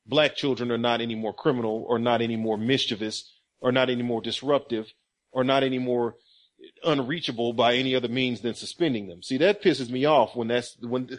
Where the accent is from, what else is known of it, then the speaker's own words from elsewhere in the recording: Kansas, United States; I'm from Kansas